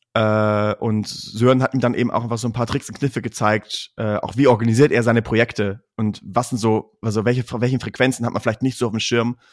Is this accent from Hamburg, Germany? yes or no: no; Münster, North Rhine-Westphalia, Germany; wir sind aus Münster